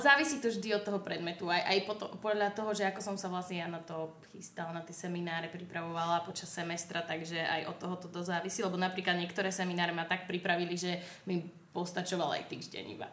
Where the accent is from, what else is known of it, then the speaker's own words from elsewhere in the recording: Banská Bystrica, Banská Bystrica Region, Slovakia; moved away; ja som z Bystrice